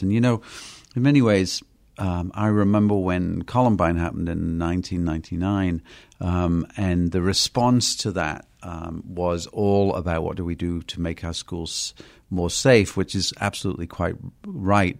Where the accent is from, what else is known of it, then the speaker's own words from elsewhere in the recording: United Kingdom; moved away; I'm from Britain.